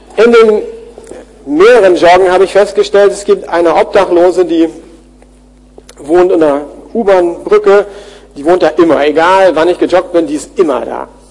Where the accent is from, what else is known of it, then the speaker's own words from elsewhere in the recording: Germany; wir als Deutsche